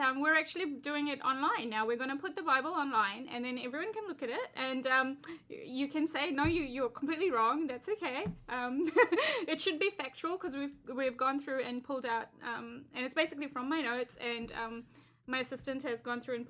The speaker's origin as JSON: {"language": "English", "country": "New Zealand", "said": "I'm a Kiwi"}